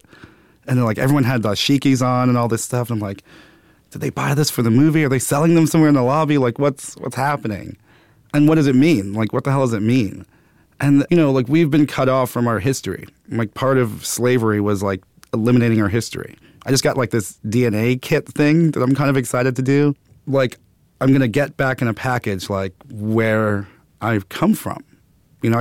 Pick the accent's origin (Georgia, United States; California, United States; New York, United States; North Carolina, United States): New York, United States; New York City; I grew up in Brooklyn, Bed-Stuy, then Clinton Hill.